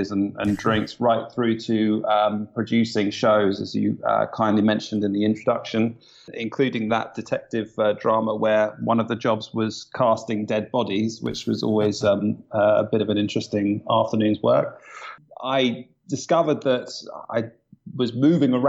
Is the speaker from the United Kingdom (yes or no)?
yes; Kingston upon Thames, London, United Kingdom; now in London, United Kingdom; I was born in Kingston upon Thames, a good home counties boy